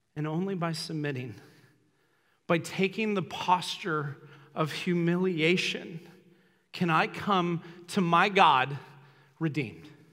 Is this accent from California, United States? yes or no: yes; Los Angeles, California, United States; I grew up in Los Angeles, so there was celebrities everywhere